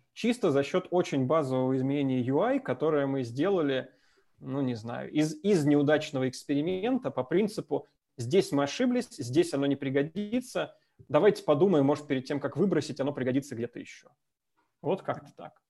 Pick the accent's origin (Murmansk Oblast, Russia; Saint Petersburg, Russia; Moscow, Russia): Moscow, Russia; moved away as an adult; now in Minsk, Belarus; я родился, вырос в Москве